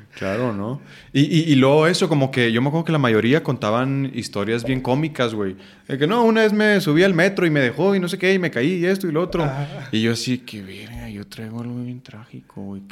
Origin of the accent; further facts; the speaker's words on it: Chihuahua, Mexico; moved away as an adult; now in Mexico City, Mexico; orgullosamente chihuahuense